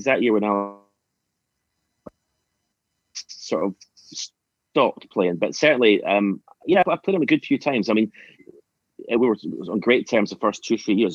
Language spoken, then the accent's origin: English; Edinburgh, Scotland, United Kingdom; moved away as an adult; also born or lived in Auchterarder, Perthshire; now in England; I was born in Edinburgh. In Gorgie, okay. So I was a Hearts fan growing up